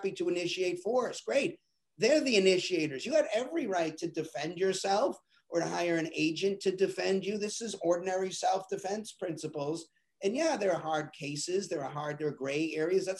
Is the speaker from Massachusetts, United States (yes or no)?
yes; Boston, Massachusetts, United States; I'm from Boston, and everybody in my family and everybody I knew was a Democrat